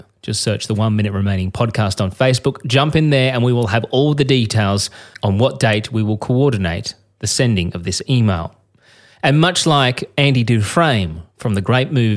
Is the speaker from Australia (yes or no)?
yes; Australia; I'm a journalist from Australia